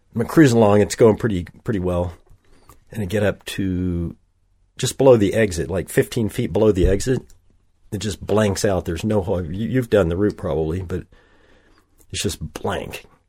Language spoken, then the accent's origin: English; southwestern Oklahoma, United States; I grew up in Oklahoma